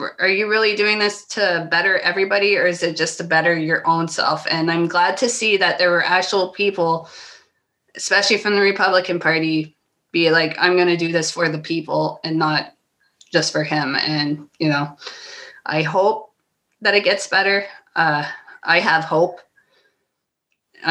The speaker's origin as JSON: {"language": "English", "region": "Ontario", "country": "Canada", "said": "As a Canadian"}